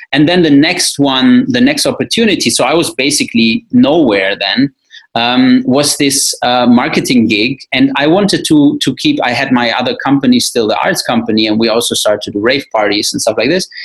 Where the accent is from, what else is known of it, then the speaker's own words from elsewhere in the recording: Wuppertal, North Rhine-Westphalia, Germany; my hometown Wuppertal